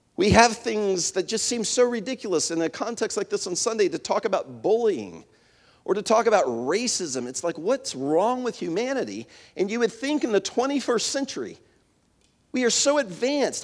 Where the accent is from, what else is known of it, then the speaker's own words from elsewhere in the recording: Winchester, Virginia, United States; where I grew up in Winchester, in the Shenandoah Valley